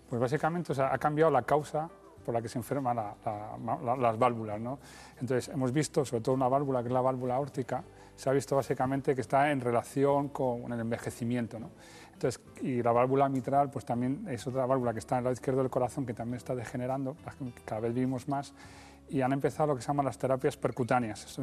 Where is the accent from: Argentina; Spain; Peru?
Spain; Madrid, Community of Madrid; Yo soy de Madrid.